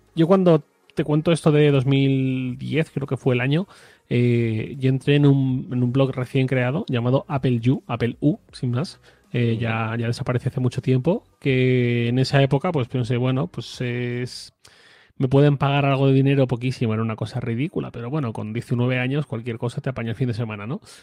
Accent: Torrent, Valencian Community, Spain; moved away as an adult; also born or lived in Madrid; yo soy de Valencia. Yo soy de Torrent, que es una ciudad que está muy cerquita de Valencia. Eh, viví aquí hasta los 22 años. Me fui a Madrid

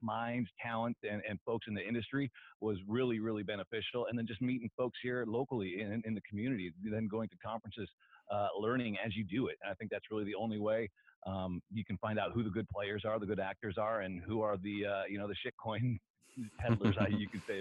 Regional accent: Edmonds, Washington, United States; I was 5 years old growing up in Edmonds

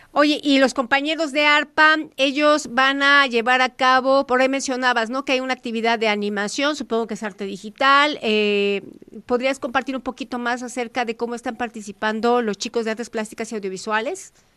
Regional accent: Mexico

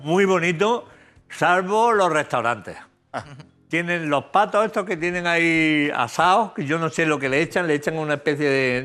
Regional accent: Jaén, Andalusia, Spain; De Jaén, aceituna de cornezuelo de Jaén. Eh, de mi tierra

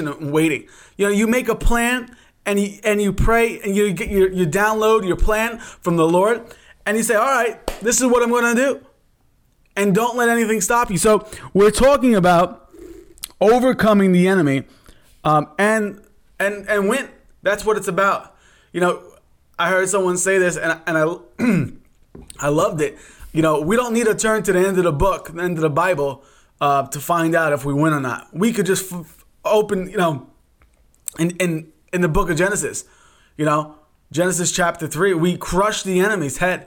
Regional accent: New York, United States; now in Pittsburgh, United States; Originally from New York, and now we reside in the great state of Pennsylvania

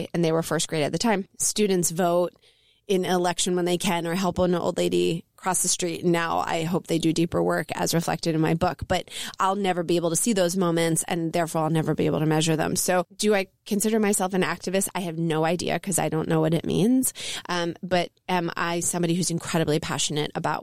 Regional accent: Elkins Park, Pennsylvania, United States; also born or lived in Jenkintown, Pennsylvania; I'm originally from Elkins Park, Pennsylvania, and I spent my grade school years at Abington Friends in Jenkintown in the suburbs of Philly

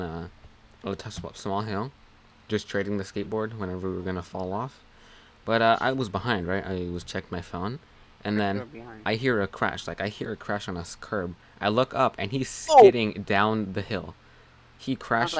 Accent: United States; I'm American

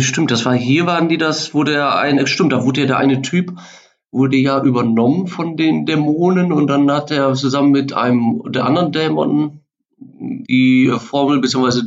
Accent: Germany; wir als Deutsche

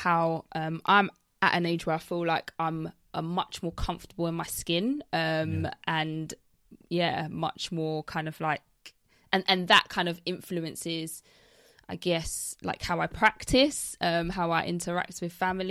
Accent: London, United Kingdom; I've been raised Jamaican in London, in England.

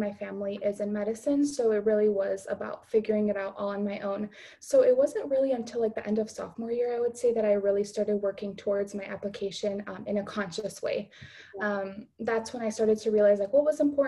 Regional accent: Chicago, Illinois, United States; I am from the Chicago area, from the suburbs, and now I'm living in the city to be closer to school

